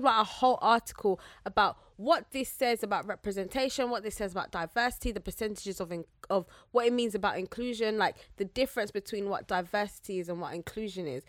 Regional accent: Zambia; I'm Zambian

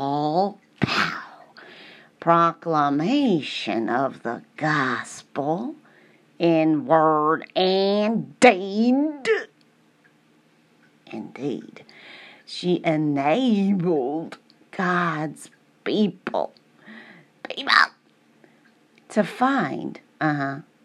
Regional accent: St. Louis, Missouri, United States; I'm from the South.

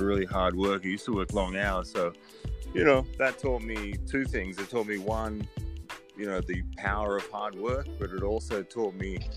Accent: Sydney, New South Wales, Australia; moved away as an adult; also born or lived in West Virginia, United States / Ohio, United States / Baltimore, Maryland, United States; I grew up in Australia, so I'm an Aussie.

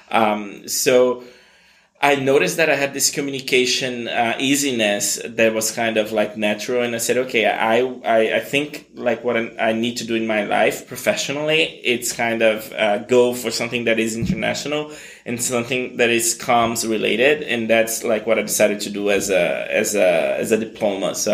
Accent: Brazil; also born or lived in United States; So I was born in Brazil to this very mixed family. Um, I've I have always had family in the U.S., uh, so I grew up between the two countries

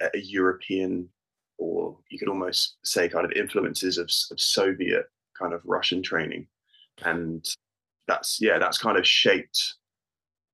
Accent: United Kingdom; I am British born and bred.

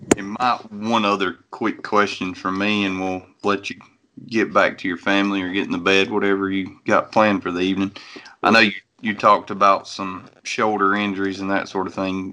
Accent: North Carolina, United States; I'm from North Carolina

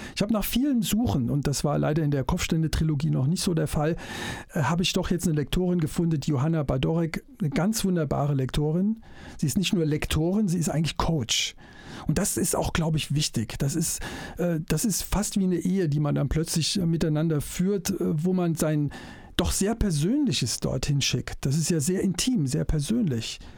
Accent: Germany; ich als Wessi

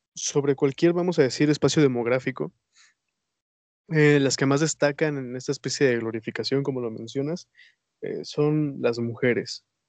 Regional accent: Mexico; somos mexicanos

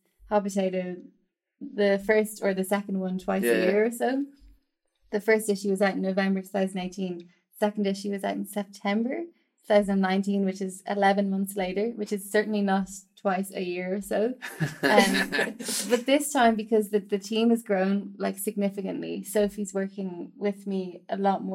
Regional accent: Ireland; moved away; in Ireland, because I'm Irish

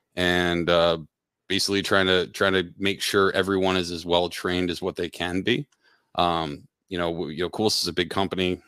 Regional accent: Pennsylvania, United States; also born or lived in Connecticut; now in Dallas, United States; I grew up in Pennsylvania, uh, moved up to Connecticut

